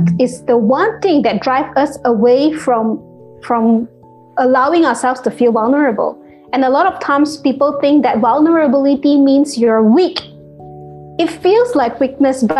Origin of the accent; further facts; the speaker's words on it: Malaysia; Malaysian, because that's where I'm from